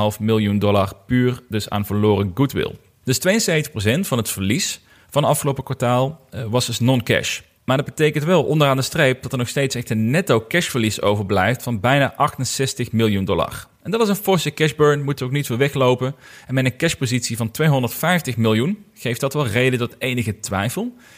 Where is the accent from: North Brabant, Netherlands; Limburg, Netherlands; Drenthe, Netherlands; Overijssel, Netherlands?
Limburg, Netherlands; bij VDL Netcar, bij ons in Limburg